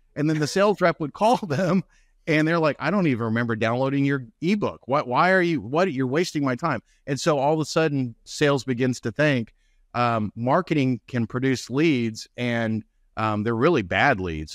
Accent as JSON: {"language": "English", "region": "North Texas", "country": "United States", "tie": "born or raised there", "said": "I'm from North Texas, so we have the Rangers"}